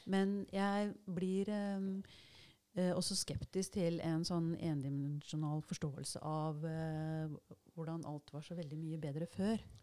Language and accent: Norwegian; Larvik, Vestfold, Norway; jeg har vokst opp eh, i Brunlandnes ved Larvik, med skjærgården der.